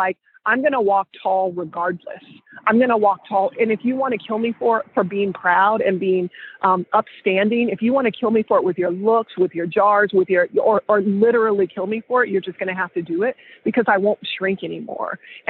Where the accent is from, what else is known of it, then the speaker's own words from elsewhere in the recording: Mississippi, United States; I'm from Mississippi.